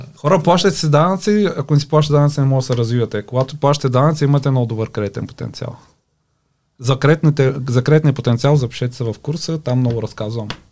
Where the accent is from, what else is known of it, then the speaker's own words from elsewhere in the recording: Pleven, Pleven Province, Bulgaria; Аз съм от Плевен